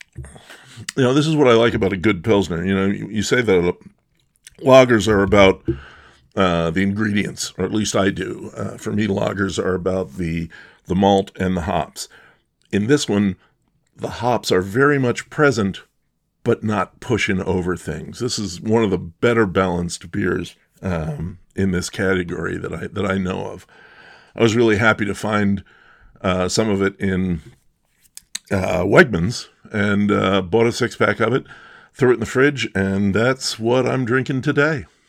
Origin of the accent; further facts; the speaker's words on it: Bucks County, Pennsylvania, United States; moved away; we're both from Bucks County